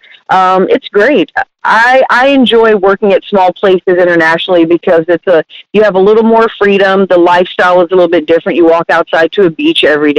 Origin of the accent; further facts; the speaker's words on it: Southeast Texas, United States; also born or lived in Houston, Texas / Bel Air; partially in Southeast Texas in a little town outside of Liberty, Texas. I spent a lot of my formative years and went to Hardin High School out in the country